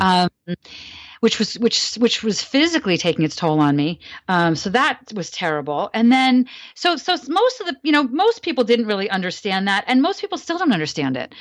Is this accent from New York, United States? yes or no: no; New Jersey, United States; I grew up in New Jersey, so near Coney Island